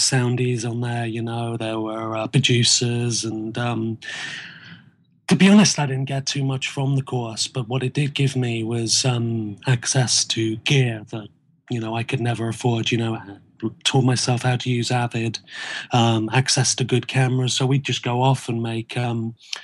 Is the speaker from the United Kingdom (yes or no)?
yes; Dorset, South West England, United Kingdom; I grew up in Dorset, in a community which was quite sort of in a village